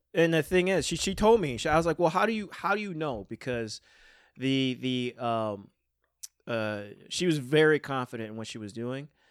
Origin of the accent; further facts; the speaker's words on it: West Seneca, New York, United States; I grew up in West Seneca